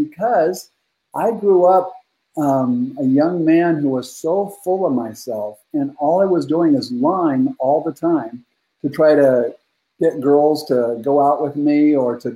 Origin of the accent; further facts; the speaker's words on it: Northern California, United States; I grew up in Northern California, really rough childhood